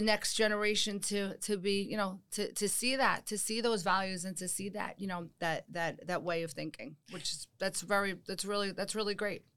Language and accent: English; United States; also born or lived in New York / New Jersey; growing up in New York and New Jersey